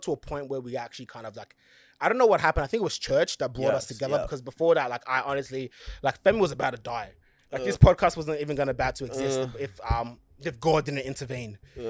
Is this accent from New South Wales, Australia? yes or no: yes; Blacktown, New South Wales, Australia; I was still from Blacktown, the West, but it was more like a hillsy side. Genuine people, no fights, no nothing. Everyone's just so nice.